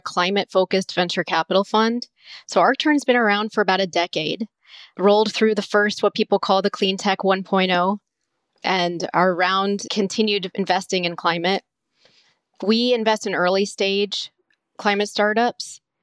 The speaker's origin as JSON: {"language": "English", "region": "Southwest Florida", "country": "United States", "tie": "born or raised there", "said": "I grew up in Southwest Florida"}